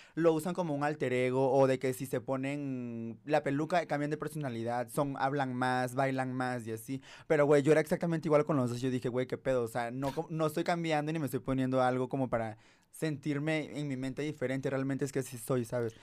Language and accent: Spanish; Tabasco, Mexico; moved away as an adult; now in Mexico City, Mexico; nací en Tabasco, o sea, crecí allá, toda la universidad